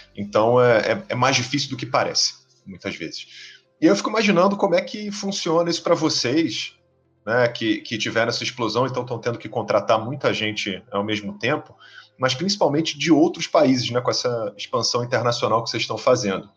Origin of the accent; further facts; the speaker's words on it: Rio de Janeiro, Brazil; Pelo meu sotaque, todo mundo sabe que eu sou aqui do Rio de Janeiro